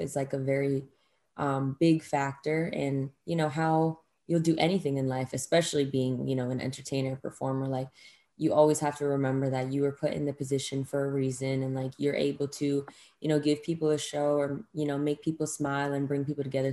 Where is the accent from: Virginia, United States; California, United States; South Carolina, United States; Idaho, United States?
Virginia, United States; Northern; also born or lived in Richmond, Virginia; I grew up in Northern Virginia, so it's, like, you know, 45 minutes, around an hour from Washington, D.C.